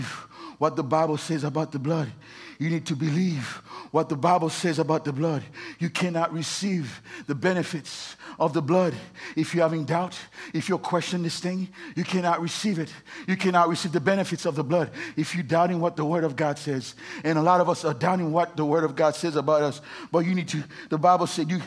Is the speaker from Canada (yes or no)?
no; Haiti; moved away; I was born in Haiti.